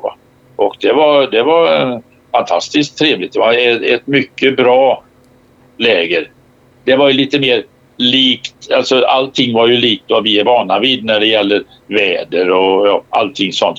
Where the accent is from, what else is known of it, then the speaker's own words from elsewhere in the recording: Sweden; som svensk scout